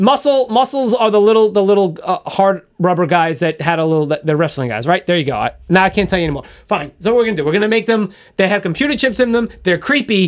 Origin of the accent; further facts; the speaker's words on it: United States; I'm American